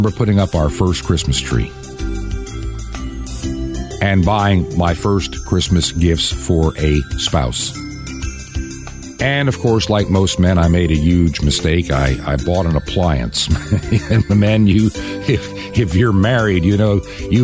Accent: Long Island, New York, United States; growing up on Long Island in New York

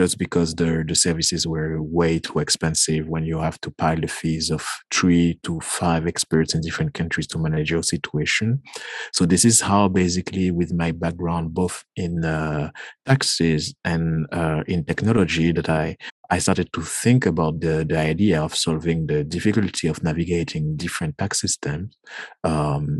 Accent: Guadeloupe; from the Caribbean, Guadeloupe.

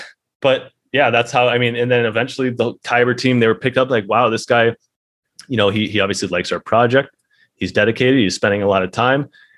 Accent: United States; It actually helped because I'm from America. They were based out of Singapore.

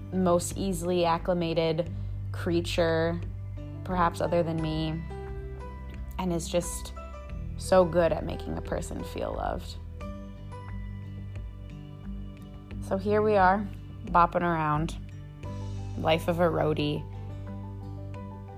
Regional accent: Minneapolis, Minnesota, United States; moved away as an adult; also born or lived in Maine; now in Burlington, United States; I grew up in Minneapolis, Minnesota

